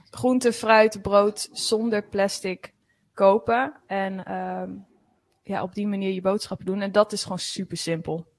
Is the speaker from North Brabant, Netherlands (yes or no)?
no; Veluwe, Gelderland, Netherlands; Ik kom van de Veluwe